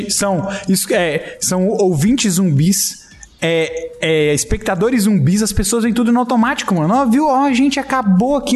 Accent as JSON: {"language": "Portuguese", "country": "Brazil", "said": "se a gente é brasileiro?"}